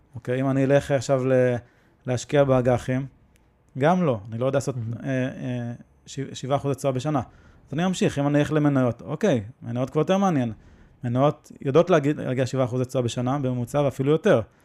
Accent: Israel; אנחנו נולדנו בישראל

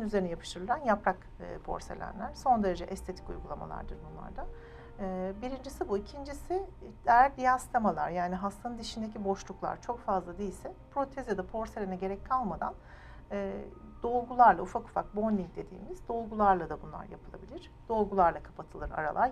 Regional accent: Ankara, Turkey; moved away as an adult; now in Istanbul, Turkey; Ankara doğumluyum, Ankara mezunuyum. Yani bütün doğumu büyüme Ankara'da geçirdim hayatımı.

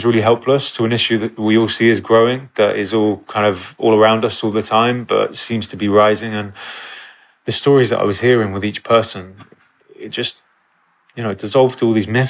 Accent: Exeter, South West England, United Kingdom; moved away; growing up in Exeter and Devon, that was my kind of upbringing

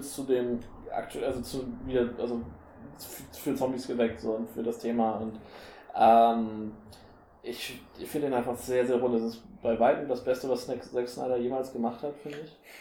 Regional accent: Henstedt-Ulzburg, Schleswig-Holstein, Germany; bei uns in Ulzburg

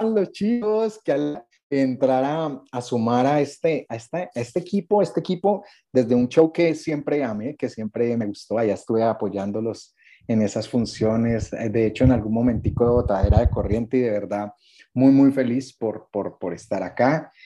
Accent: Cali, Valle del Cauca, Colombia; accent: caleño; moved away as an adult; also born or lived in Manizales; now in Bogotá, Colombia; Yo nací en Manizales, pero llegué a los dos, tres años a Cali, entre dos y tres años a Cali, y pues ya crecí en Cali, me hice caleño, mi acento es muy caleño

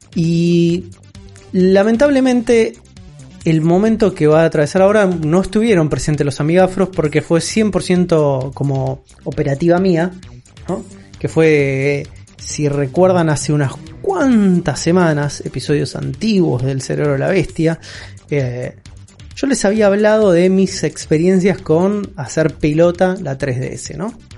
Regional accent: Argentina; nuestra realidad como sudamericanos y como argentinos

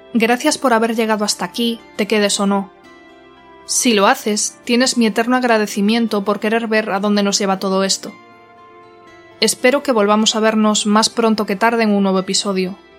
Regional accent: Galicia, Spain; Soy gallega y estoy profundamente enamorada de mi tierra y de mi lengua

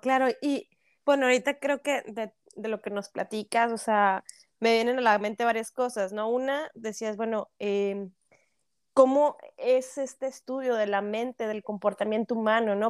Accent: Monterrey, Nuevo León, Mexico; now in Canada; Yo sí soy regia, pero vivo en Canadá

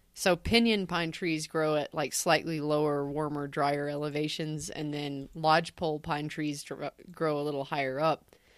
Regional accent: Tennessee, United States; I'm from Tennessee

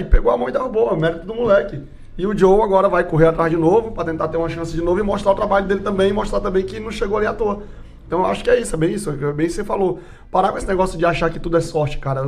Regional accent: São Paulo, Brazil; eu sou de São Paulo

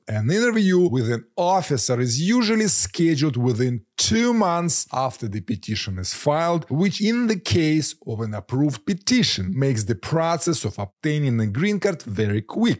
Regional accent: Ukraine; moved away as an adult; now in United States; I am a Ukrainian who moved to the US in 2011 with a travel visa.

